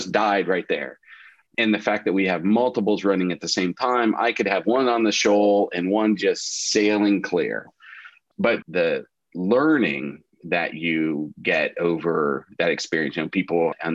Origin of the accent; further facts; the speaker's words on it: Central Ohio, United States; I was born and raised here in Central Ohio, went to Ohio State